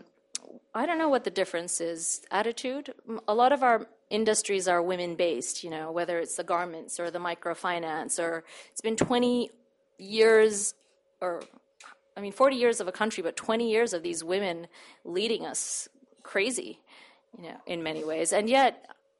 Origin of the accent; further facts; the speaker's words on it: Bangladesh; moved away